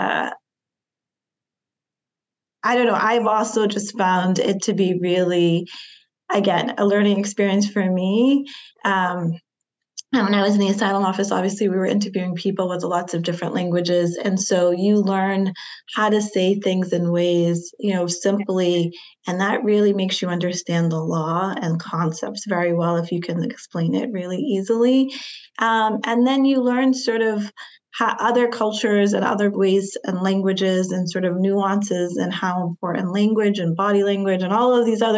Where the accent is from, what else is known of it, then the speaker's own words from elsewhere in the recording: North Shore, Massachusetts, United States; I grew up in the North Shore. And just thinking about the nuances of just living in like our small state of Massachusetts